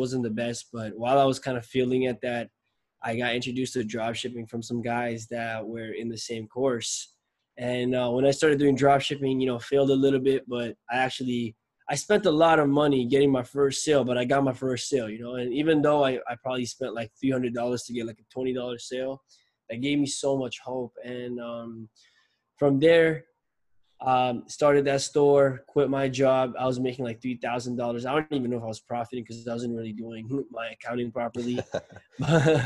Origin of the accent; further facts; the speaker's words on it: Nepal; now in Toronto, Canada; I'm from Nepal, but I live in Canada. I live in Toronto